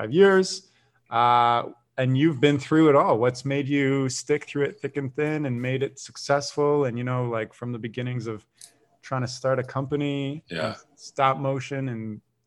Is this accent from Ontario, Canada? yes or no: yes; Waterloo, Ontario, Canada; when I was growing up in Waterloo